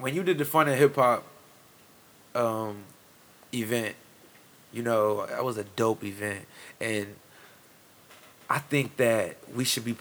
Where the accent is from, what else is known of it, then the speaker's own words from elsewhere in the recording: Fremont, Ohio, United States; now in Sandusky, United States; I'm from Fremont initially. I was born in Fremont.